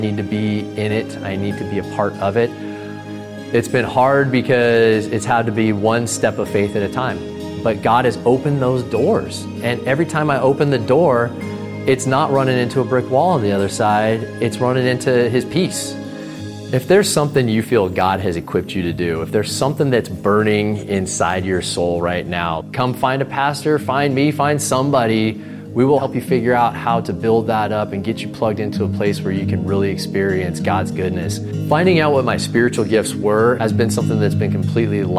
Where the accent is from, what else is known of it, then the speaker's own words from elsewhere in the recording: Lodi, California, United States; Born and raised in Lodi, California, 6 generations